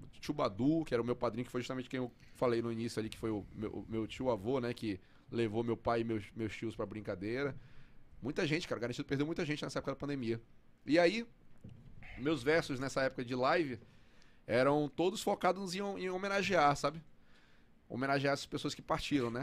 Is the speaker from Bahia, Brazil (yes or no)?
no; Parintins, Amazonas, Brazil; moved away; also born or lived in Fortaleza / São Paulo; Eu cresci em Parintins, década de noventa